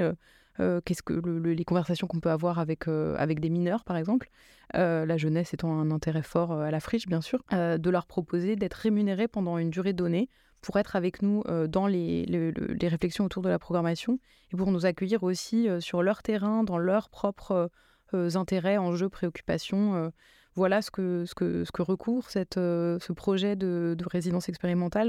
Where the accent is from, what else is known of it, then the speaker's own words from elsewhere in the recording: Drancy, Île-de-France, France; moved away as an adult; now in Marseille, France; j'ai grandi euh, en Seine-Saint-Denis et, avant d'arriver à Marseille, je, vivais à Drancy, qui est justement la ville où j'ai grandi.